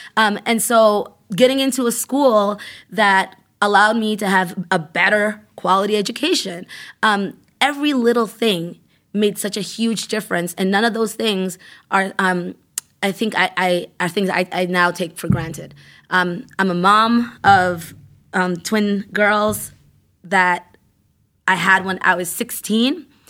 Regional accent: Worcester, Massachusetts, United States; also born or lived in Ecuador; I grew up in Maine South

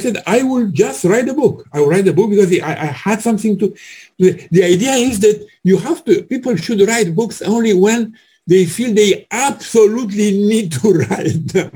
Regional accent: Romania; I'm from Romania

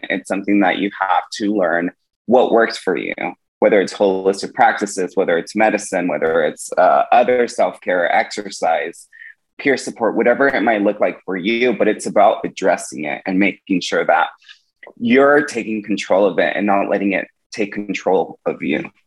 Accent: Woodland, California, United States; my hometown in Woodland, California

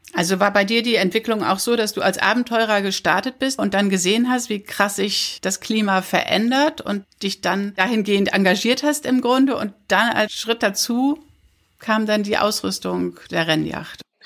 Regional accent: Papenburg, Lower Saxony, Germany; 60 Kilometer entfernt von Papenburg, wo ich herkomme

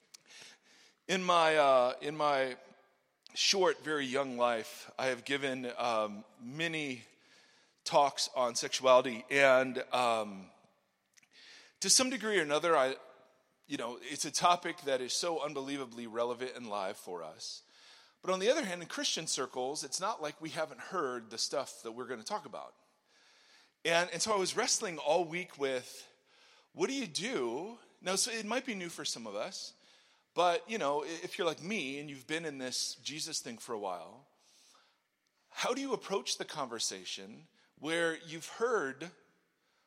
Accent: Ohio, United States; moved away as an adult; also born or lived in California; I grew up in Ohio, came out here because of Eric Hurd

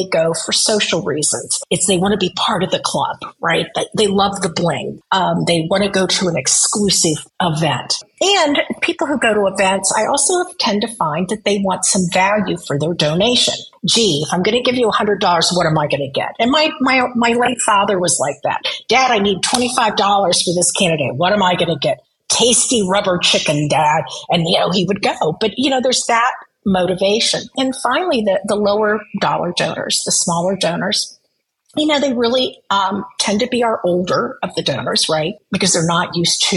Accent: Midwest, United States; moved away; also born or lived in Nebraska; I grew up in the Midwest. I lived in Nebraska

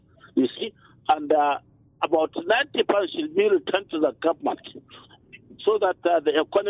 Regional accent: Nassarawa LGA, Kano State, Nigeria; I am from Nasarawa local government of Kano State.

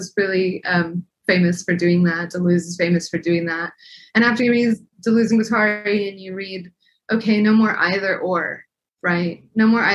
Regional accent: El Paso, Texas, United States; also born or lived in Scotland; now in Arizona, United States

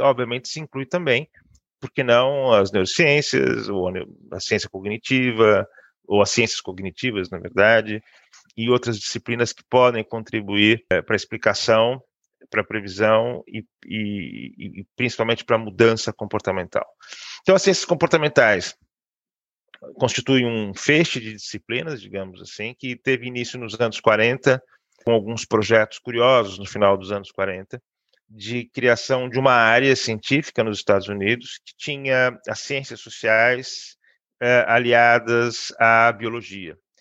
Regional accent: Brazil; moved away as an adult; now in Porto, Portugal; eu sou brasileiro

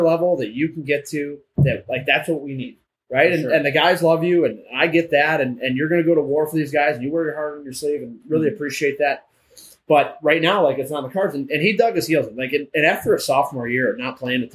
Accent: Livonia, Michigan, United States; I'm from Livonia

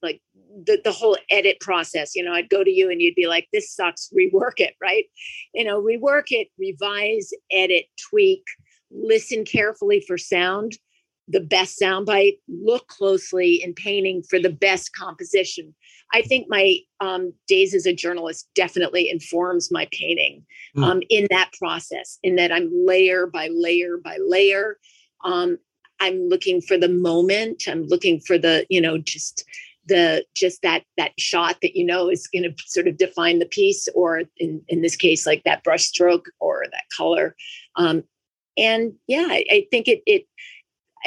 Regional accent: Vermont, United States; moved away; also born or lived in La Jolla, California; I grew up in Vermont, and then I moved to La Jolla, California.

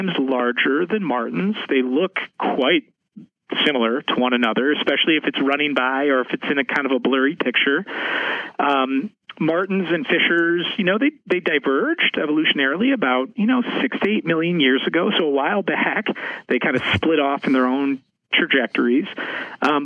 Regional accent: Madison, Wisconsin, United States; also born or lived in Seattle, Washington / Wyoming / Alaska; I'm originally from Seattle, Washington, but I actually grew up most of my life here in the great state of Wisconsin. I grew up in Madison

